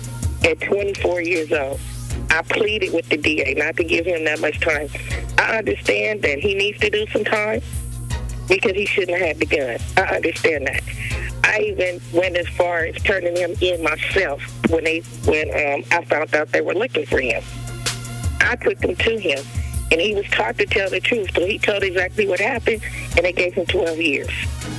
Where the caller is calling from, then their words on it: Compton, California, United States; I'm calling from Compton.